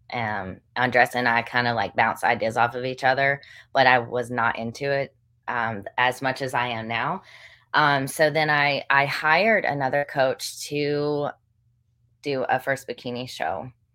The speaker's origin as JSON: {"language": "English", "region": "Western North Carolina", "country": "United States", "tie": "born or raised there", "also_born_or_lived": "Chapel Hill, North Carolina", "lives_now": "Greenville, United States", "said": "I grew up in Western North Carolina"}